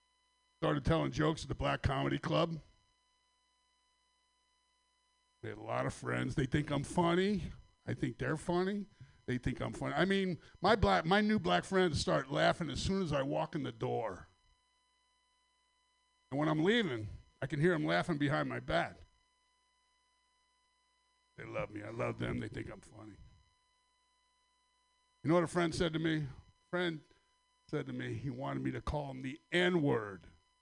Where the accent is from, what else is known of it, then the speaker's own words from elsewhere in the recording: Sacramento, California, United States; from Sacramento. Thanks for letting us all Sacramento comics up here tonight.